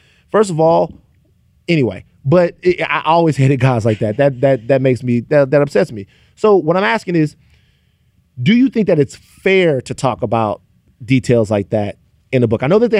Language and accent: English; Louisiana, United States; I'm from Louisiana.